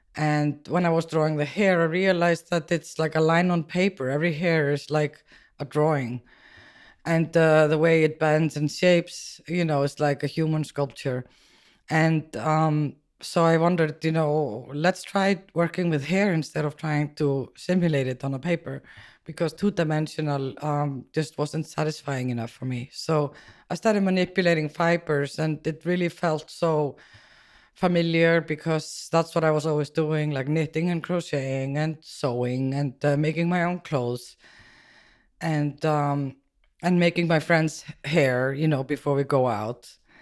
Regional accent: Iceland; moved away as an adult; now in New York, United States; growing up in Iceland was, uh, quite interesting

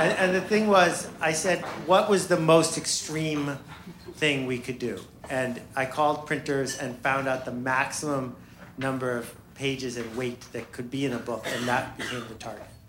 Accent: Buffalo, New York, United States; I grew up in Buffalo, New York, with two extraordinary parents

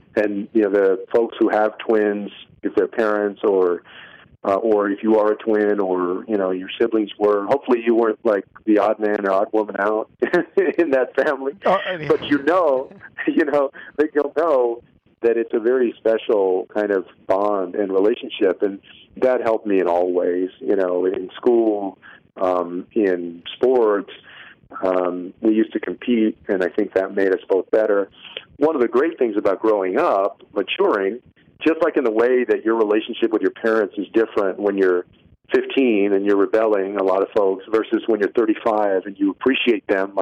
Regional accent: San Antonio, Texas, United States; moved away as an adult; also born or lived in Bay Area; where I had grown up in San Antonio

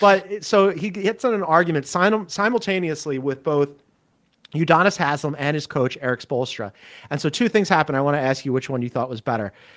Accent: Philadelphia, Pennsylvania, United States; I'm from Philly

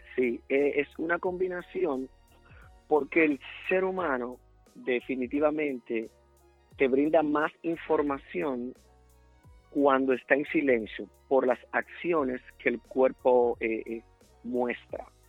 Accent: Dominican Republic; moved away as an adult; now in United States; el país que me dio nacer, claro, con mucho orgullo, fue República Dominicana.

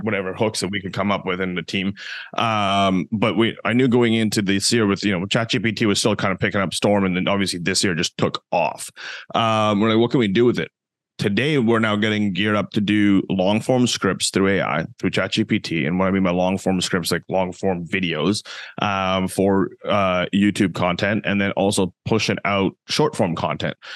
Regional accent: Canada; I'm from Canada as well

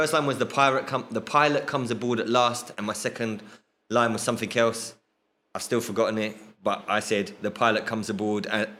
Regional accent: London, United Kingdom; I was born in Forest Gate Maternity Hospital, which is now a block of flats.

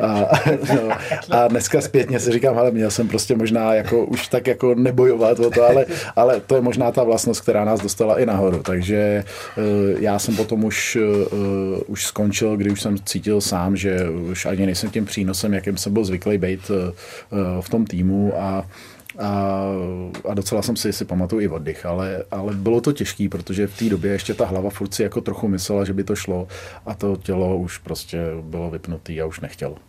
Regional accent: Litoměřice, Ústí nad Labem Region, Czechia; also born or lived in Kladno; já jsem z Litoměřic, což je na severu Čech

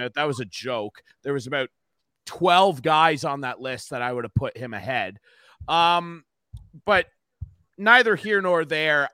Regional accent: Arthur, Ontario, Canada; I'm from a really small town in the middle of nowhere, Arthur, Ontario

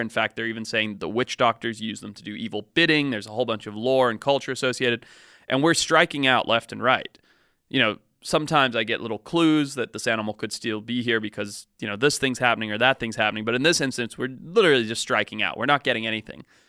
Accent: Zimbabwe; growing up where I grew up in Zimbabwe

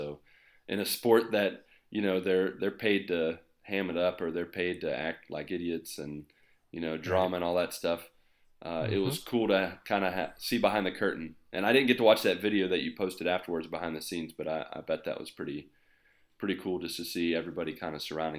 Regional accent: West Virginia, United States; now in Brazil; Just because I live in Brazil? Are you judging me for not living in the United States? I'm from West Virginia.

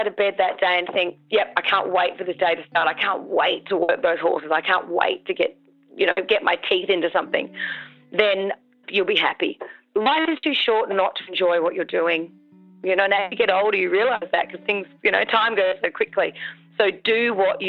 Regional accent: Victoria, Australia; I'm from Victoria

